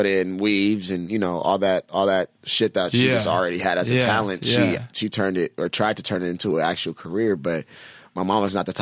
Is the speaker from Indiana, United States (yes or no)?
no; Bellflower, California, United States; also born or lived in South Central / Hawthorne / Riverside / Rialto; I was born in Bellflower